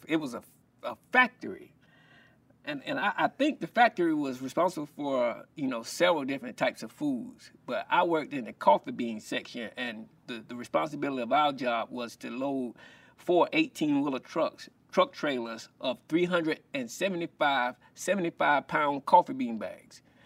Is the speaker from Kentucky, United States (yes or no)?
no; Columbia, South Carolina, United States; growing up in Columbia, South Carolina